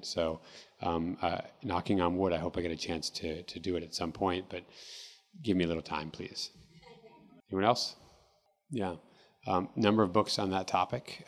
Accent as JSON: {"language": "English", "town": "Seattle", "region": "Washington", "country": "United States", "tie": "born or raised there", "also_born_or_lived": "Mexico", "said": "I grew up here in Seattle"}